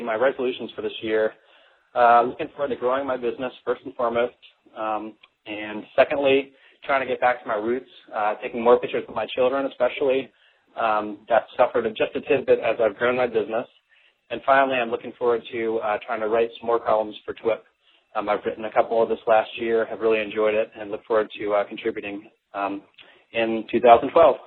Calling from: Dayton, Ohio, United States; moved away as an adult; I've recently relocated here from Dayton, Ohio

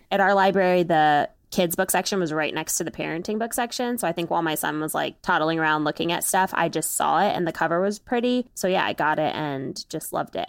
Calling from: Maryland, United States; I am calling from Maryland, where I live with my husband

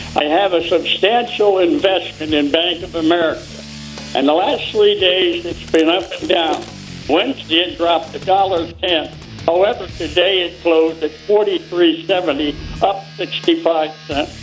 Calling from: Ohio, United States; I'm calling from Ohio

